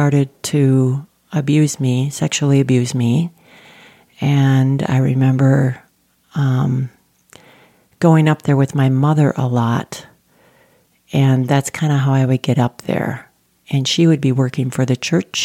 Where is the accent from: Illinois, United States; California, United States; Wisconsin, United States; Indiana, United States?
Wisconsin, United States; central; now in Colorado, United States; I am the youngest of 13 and was raised on a farm in central Wisconsin, a small city